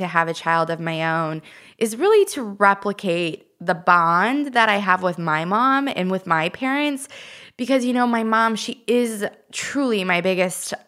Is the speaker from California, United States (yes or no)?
yes; Redding, California, United States; moved away; I'm from Redding